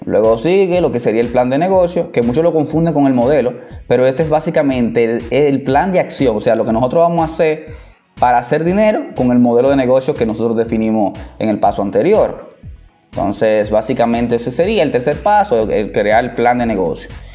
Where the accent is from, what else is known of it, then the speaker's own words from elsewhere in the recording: Dominican Republic; soy dominicano hasta tambora.